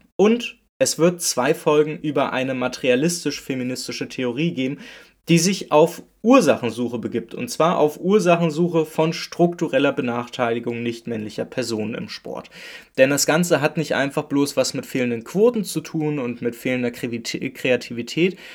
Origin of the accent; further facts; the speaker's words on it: Berlin, Germany; ich komme aus Berlin-Köpenick